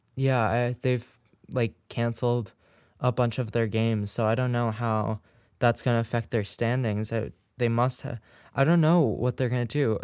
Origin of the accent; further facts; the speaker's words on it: New England, United States; the team that me and Charlie, um, root for, the, the Red Sox, um, because we're from New England